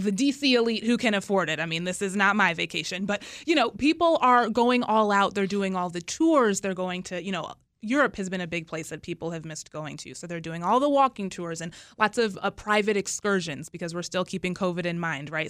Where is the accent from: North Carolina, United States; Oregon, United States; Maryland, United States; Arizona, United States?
North Carolina, United States; Charlotte; now in Washington, United States; my hometown, Charlotte